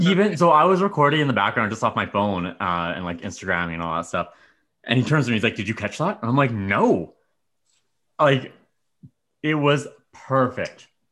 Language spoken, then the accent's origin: English; Medicine Hat, Alberta, Canada; I grew up in Medicine Hat